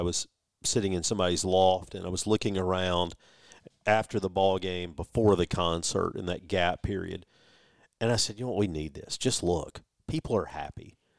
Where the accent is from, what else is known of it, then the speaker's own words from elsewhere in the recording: Starkville, Mississippi, United States; moved away as an adult; also born or lived in Louisville; I grew up in Starkville. Louisville for a while, then Starkville. Left, swore I would never come back to Starkville. You'd have to be crazy to live in Starkville. Laughed at the idea. Well, 18 years ago, I moved back, and I haven't left since.